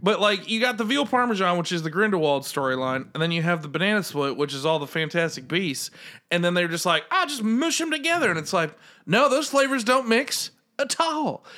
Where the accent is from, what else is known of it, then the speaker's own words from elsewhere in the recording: United States; as an American